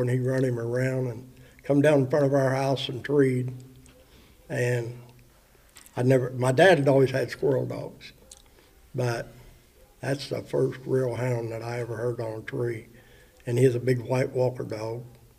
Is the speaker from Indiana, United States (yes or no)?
yes; Cambridge City, Indiana, United States; I'm from Cambridge City, Indiana